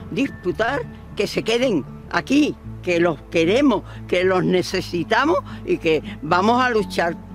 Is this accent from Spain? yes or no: yes; Málaga, Andalusia, Spain; Malaguista soy porque soy malagueña.